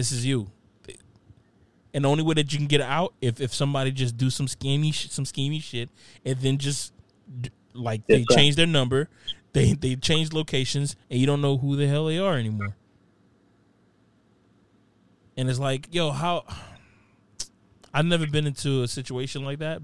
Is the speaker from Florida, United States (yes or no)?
yes; Opa-locka, Florida, United States; growing up in Opa-locka